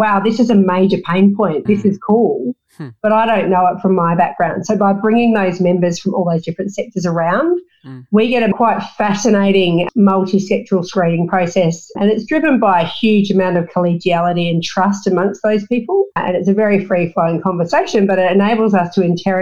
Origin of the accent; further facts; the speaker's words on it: Australia; also born or lived in Melbourne, Victoria / Perth, Western Australia / New Zealand; I grew up in Melbourne and Perth in the coastal plain